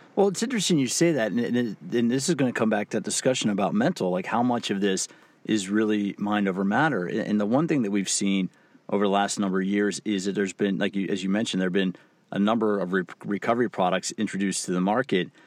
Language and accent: English; United States; also born or lived in Washington D.C.